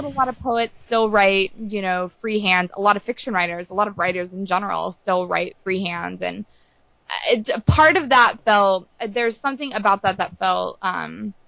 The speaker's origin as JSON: {"language": "English", "area": "Santa Barbara County wine country", "region": "California", "country": "United States", "tie": "born or raised there", "said": "it was filmed and takes place in like my hometown"}